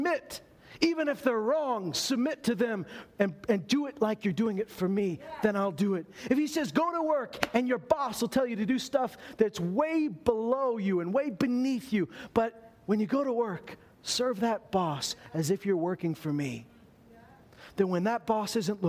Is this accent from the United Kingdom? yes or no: no; Meadow Lake, Saskatchewan, Canada; I may have been born in Meadow Lake, Saskatchewan